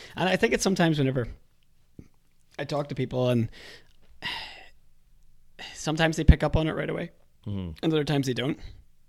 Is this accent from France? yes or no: no; Ireland; accent: Irish; With an Irish accent, too. Do you notice my accent? I still have it